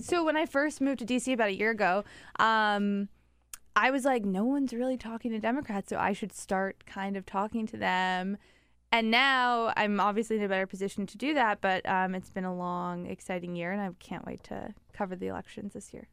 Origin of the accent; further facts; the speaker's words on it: Midwest, United States; I'm from the Midwest. My family's a Midwestern family